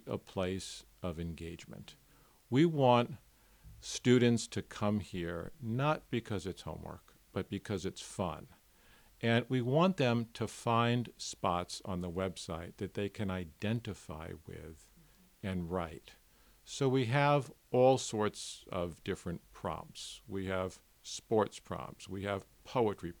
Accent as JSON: {"language": "English", "town": "New York City", "region": "New York", "country": "United States", "tie": "born or raised there", "said": "growing up in New York City and being a teenager in New York City in the 1960s"}